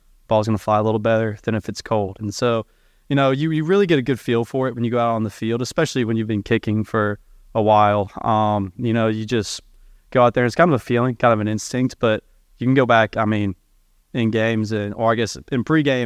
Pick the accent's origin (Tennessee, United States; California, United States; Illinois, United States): Tennessee, United States; my home state